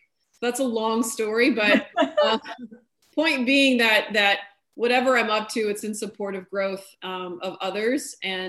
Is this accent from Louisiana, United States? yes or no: yes; New Orleans, Louisiana, United States; moved away as an adult; also born or lived in New York / London; I'm from New Orleans